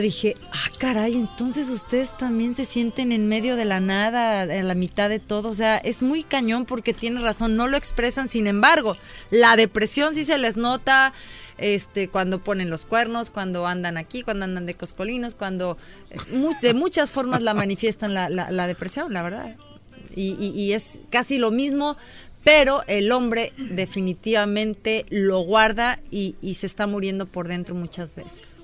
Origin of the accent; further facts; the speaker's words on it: Mexico; now in Los Angeles, United States; soy mexicana, todo el mundo sabe que, o sea, el súper nopal en mi frente, pero, vivimos acá